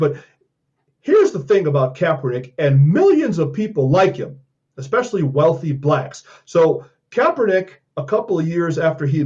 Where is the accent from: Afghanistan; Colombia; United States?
United States; Colorado Springs, Colorado; District 49 here in my hometown of Colorado Springs